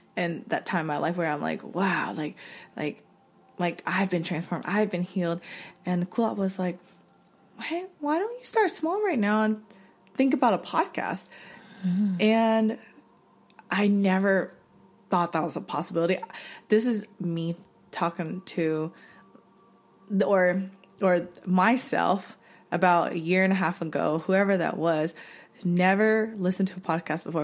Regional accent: North Carolina, United States; now in Los Angeles, United States; growing up in North Carolina in a predominantly white community

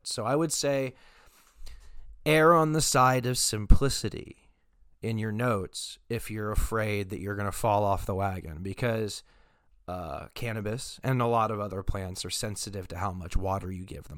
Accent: Texas, United States; now in Oregon, United States; I am not originally from Oregon. However, I was born in Texas

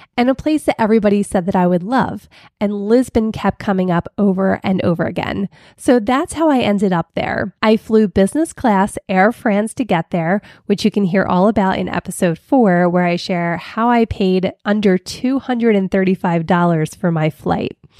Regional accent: Philadelphia, Pennsylvania, United States; I'm from Philly

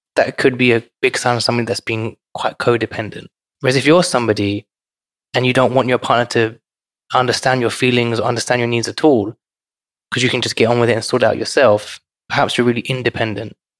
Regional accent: London, United Kingdom; growing up in London is quite respectful for people of different backgrounds

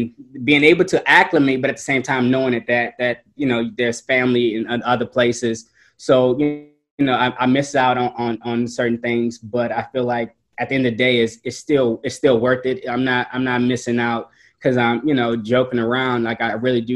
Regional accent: New Orleans, Louisiana, United States; moved away; growing up in New Orleans and Hurricane Katrina happening and really changing what home was to me

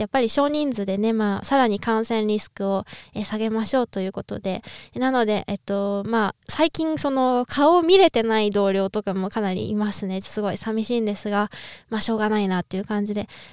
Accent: Niigata, Japan; now in Austria; 新潟出身なんですけど

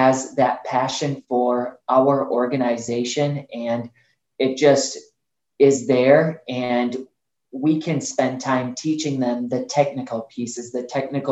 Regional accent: Bosnia & Herzegovina; now in United States; when my mom and I had the opportunity to move to the United States, I was born in Bosnia

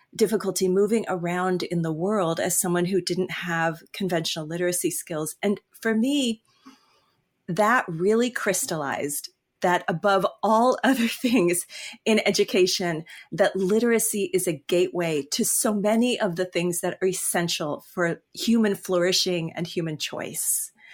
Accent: California, United States; now in Michigan, United States; I'm actually from California.

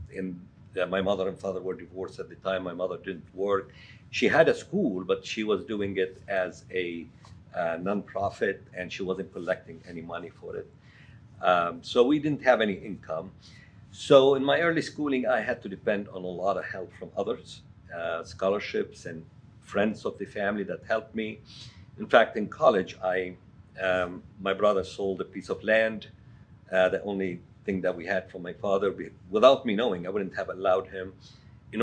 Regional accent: Lebanon; moved away; I was born actually in Lebanon in the late 50s in a rural town. I grew up to a family that was financially poor.

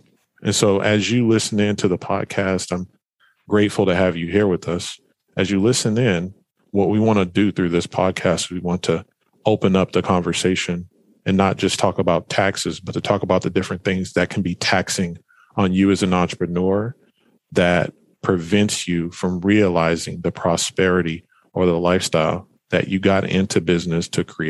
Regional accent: Fresno, California, United States; moved away as an adult; also born or lived in Portland, Oregon; I'm originally from Fresno, California, born and raised there.

